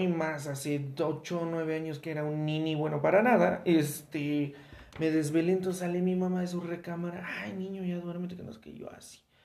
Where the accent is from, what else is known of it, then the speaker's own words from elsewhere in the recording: Mexico; como mexicanos